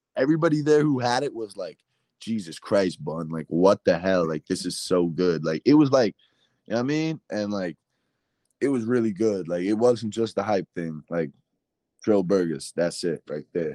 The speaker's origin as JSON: {"language": "English", "town": "New York City", "region": "New York", "country": "United States", "said": "as a New Yorker"}